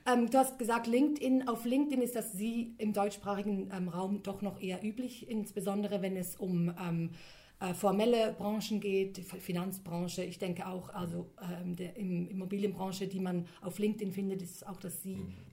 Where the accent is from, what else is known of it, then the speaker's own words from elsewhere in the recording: Switzerland; mein Vater ist ähm, aus Griechenland mhm. und ich bin dann in der Schweiz aufgewachsen